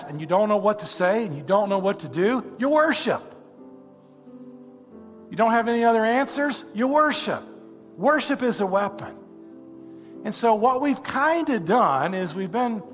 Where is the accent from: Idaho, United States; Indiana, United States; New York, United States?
Indiana, United States; I'm a boy from Indiana.